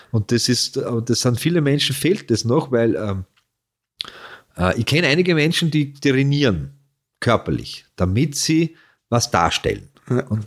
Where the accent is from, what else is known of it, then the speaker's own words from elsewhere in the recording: Carinthia, Austria; also born or lived in Vienna; bin ja Kärntner Maurer, weißt du was? Kennt, ja. ich, wenn ich heute, wenn ich durch Wien fahre, ich war ja meistens in Wien